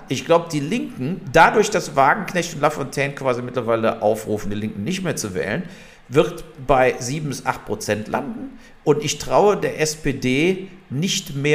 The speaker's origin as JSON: {"language": "German", "town": "Wermelskirchen", "region": "North Rhine-Westphalia", "country": "Germany", "tie": "born or raised there", "said": "Der, der Lindner kommt ja aus meiner Heimatstadt äh, Wermelskirchen."}